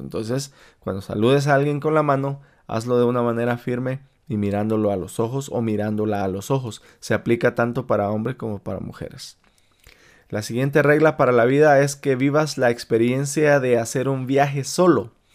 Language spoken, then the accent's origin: Spanish; Malacatán, San Marcos, Guatemala; now in Utah, United States; de mi pueblo natal de Malacatán, San Marcos, Guatemala